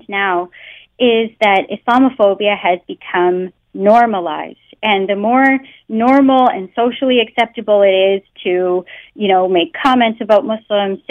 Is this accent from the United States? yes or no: no; Canada; first language English; I was born in Canada and I grew up speaking English, so I don't have an accent